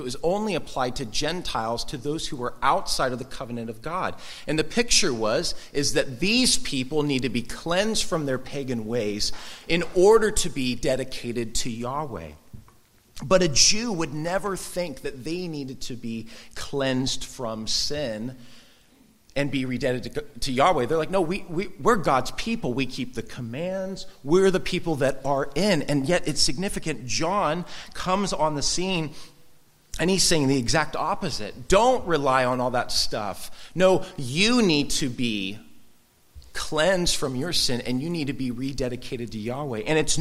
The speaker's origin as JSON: {"language": "English", "area": "Orange County, next to Huntington Beach", "region": "California", "country": "United States", "tie": "born or raised there", "said": "I grew up in Orange County next to Surf City, Huntington Beach"}